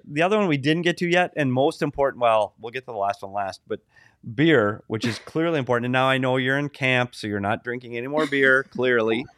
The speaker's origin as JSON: {"language": "English", "country": "United States", "said": "I'm an American"}